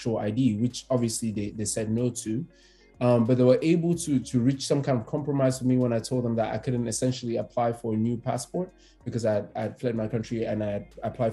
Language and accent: English; Cameroon; moved away as an adult; also born or lived in Douala, Cameroon / South Africa; now in United States; I'm originally from Cameroon, as you know. I went to school there, then went to school in South Africa as well. Moved here in 2015